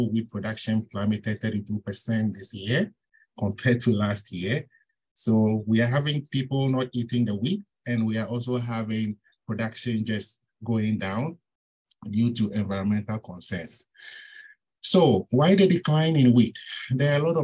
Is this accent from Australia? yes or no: no; Ghana; moved away as an adult; also born or lived in Ontario, Canada; now in Minnesota, United States; I'm originally from Ghana. I did my bachelor's and master's at the University of Ghana